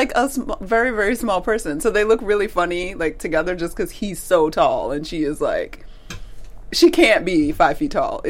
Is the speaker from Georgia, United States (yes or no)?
yes; Atlanta, Georgia, United States; Atlanta's my hometown.